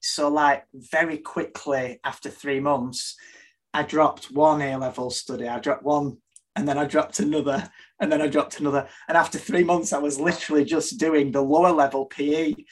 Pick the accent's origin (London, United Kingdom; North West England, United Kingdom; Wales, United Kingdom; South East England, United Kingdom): North West England, United Kingdom; Burnley; I was born in Burnley in Lancashire in UK, on, and I lived on a farm up until I was six